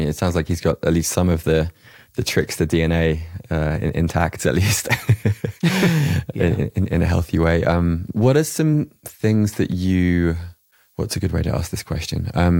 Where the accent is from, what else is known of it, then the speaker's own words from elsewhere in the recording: St Albans, East of England, United Kingdom; Hertfordshire. I went to school in St. Albans.